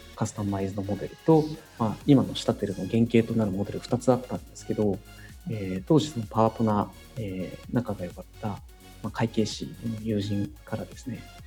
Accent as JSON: {"language": "Japanese", "region": "Kumamoto", "country": "Japan", "tie": "born or raised there", "said": "私も、まあ、生まれながらの熊本育ち"}